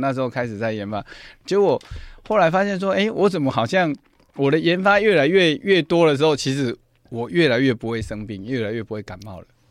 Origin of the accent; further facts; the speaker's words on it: Yuanli, Miaoli County, Taiwan; 我老家是在那个苗栗院里那边